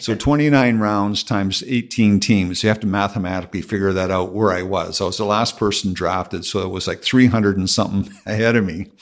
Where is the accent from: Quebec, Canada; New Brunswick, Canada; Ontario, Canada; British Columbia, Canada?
Ontario, Canada; Terrace Bay; accent: Canadian; moved away; also born or lived in Calgary / Arizona; I grew up in Terre Haute, Ontario